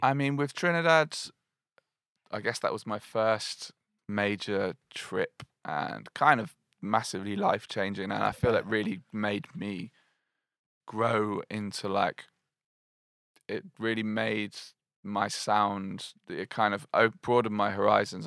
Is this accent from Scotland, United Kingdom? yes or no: no; Glastonbury, South West England, United Kingdom; moved away as an adult; also born or lived in Bristol; I grew up in Glastonbury